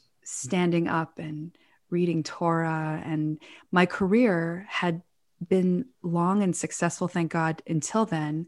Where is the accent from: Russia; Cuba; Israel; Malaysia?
Israel; I had good friends growing up in Israel, but I was really a little bit of a loner growing up.